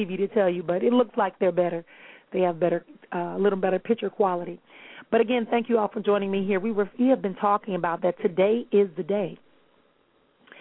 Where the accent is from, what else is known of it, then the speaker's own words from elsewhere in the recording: Milwaukee, Wisconsin, United States; moved away; Milwaukee, Wisconsin, my hometown